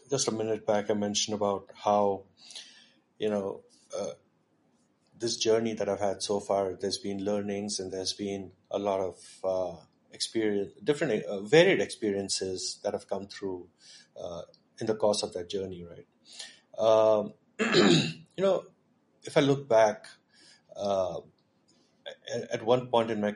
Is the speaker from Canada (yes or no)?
no; Pune, Maharashtra, India; also born or lived in Michigan; I grew up in Pune. Pune is home.